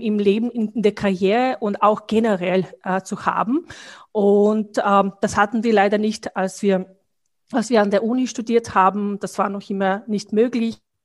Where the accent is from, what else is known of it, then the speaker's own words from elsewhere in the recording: Bosnia & Herzegovina; German is a second language; moved away as an adult; now in Vienna, Austria; also ich komme aus Bosnien